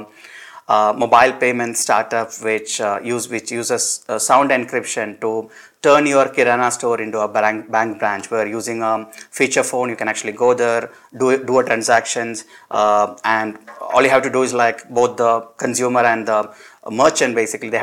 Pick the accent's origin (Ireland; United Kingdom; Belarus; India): India; Perinthalmanna, Kerala; I grew up in a town called Perinthalmanna. This is part of Malappuram district in Kerala.